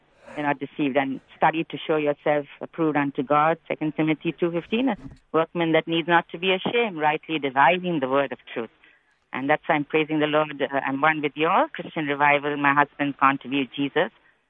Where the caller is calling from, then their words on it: South Hedland, Western Australia, Australia; from South Hedland here.